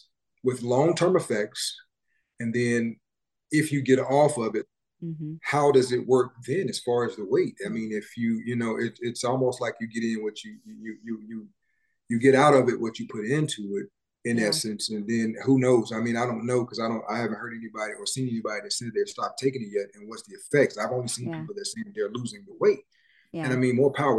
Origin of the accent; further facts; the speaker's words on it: Memphis, Tennessee, United States; I grew up in Memphis. I'm from Memphis